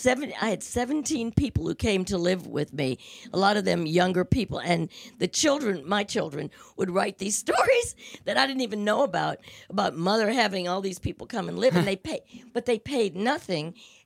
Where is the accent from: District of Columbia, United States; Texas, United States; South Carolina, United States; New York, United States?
New York, United States; Well, I owned a business, and and I was from New York.